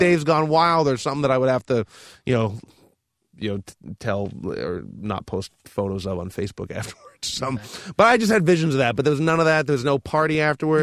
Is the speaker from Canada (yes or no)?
yes; Toronto, Ontario, Canada; I'm from Toronto